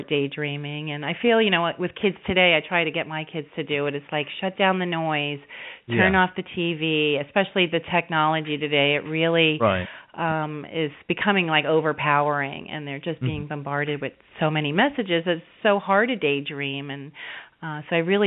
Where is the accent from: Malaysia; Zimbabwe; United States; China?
United States; New York; I was born in New York